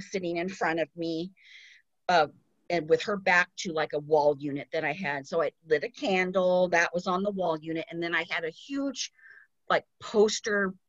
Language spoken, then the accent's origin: English; Glendale, California, United States; I grew up in Glendale, California